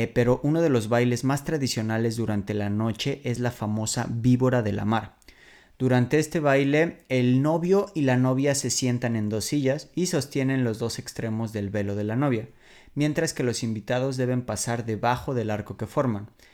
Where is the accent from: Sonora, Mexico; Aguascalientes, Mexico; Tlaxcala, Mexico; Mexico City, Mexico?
Mexico City, Mexico; moved away as an adult; now in Warsaw, Poland; yo vengo de la Ciudad de México, me mudé a Varsovia hace seis años por mi novia polaca